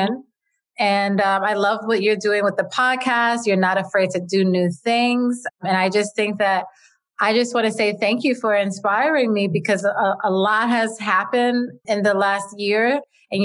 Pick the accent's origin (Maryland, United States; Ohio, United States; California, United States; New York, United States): New York, United States; I'm from New York and I was brought up in a working class family.